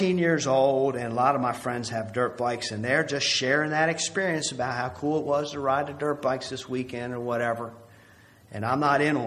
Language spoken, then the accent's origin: English; United States; as American Christians